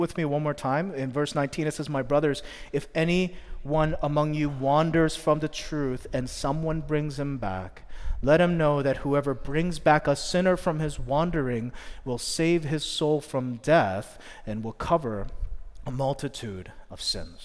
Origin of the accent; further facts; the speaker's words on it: Philadelphia, Pennsylvania, United States; moved away as an adult; also born or lived in New Jersey; I'm from Philly